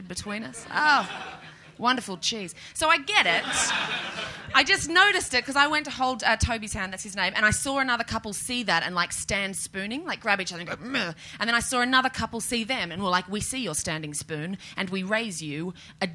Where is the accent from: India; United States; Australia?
Australia; moved away as an adult; now in United Kingdom; I know it's not a big deal being here as an Australian